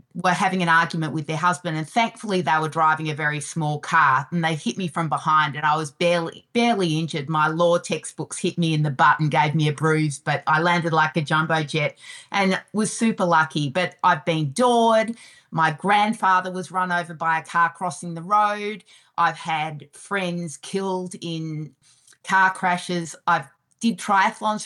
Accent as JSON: {"language": "English", "town": "Melbourne", "region": "Victoria", "country": "Australia", "tie": "born or raised there", "also_born_or_lived": "Western Australia / Singapore / Santiago, Chile", "moved": "as an adult", "lives_now": "Vancouver, Canada", "said": "I originally grew up in Melbourne, Australia, and I went to university and became a lawyer"}